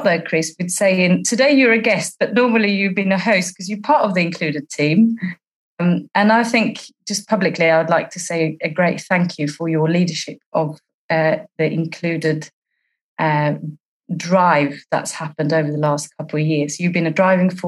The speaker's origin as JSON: {"language": "English", "country": "Sweden", "also_born_or_lived": "East London", "moved": "yes", "lives_now": "London, United Kingdom", "said": "I'm a Corps officer in East London, serving for the UK territory, but I'm originally from Sweden"}